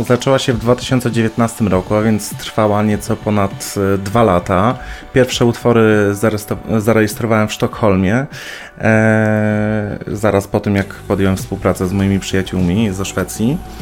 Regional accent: Poland; w Polsce, gdzie no, w moim rodzinnym kraju

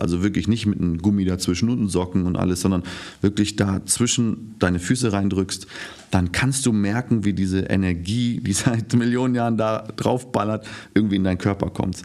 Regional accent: Namibia; first language German; also born or lived in Windhoek; now in Germany; In Namibia aufgewachsen, geboren, fünfte Generation, ich bin Deutsch.

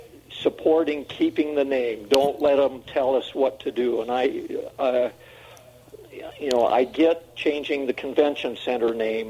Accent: Midwest, United States; now in Utah, United States; I'm not from Utah. I grew up in the Midwest.

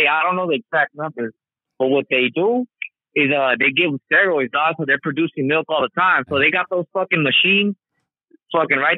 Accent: Carson, California, United States; yeah, I'm from Carson too.

